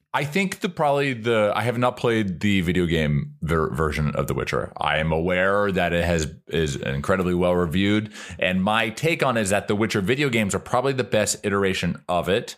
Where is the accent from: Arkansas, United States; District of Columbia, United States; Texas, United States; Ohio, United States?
Ohio, United States; moved away; I'm from Ohio originally